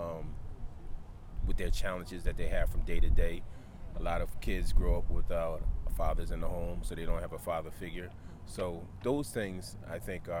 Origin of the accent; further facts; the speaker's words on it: Philadelphia, Pennsylvania, United States; I'm from Philadelphia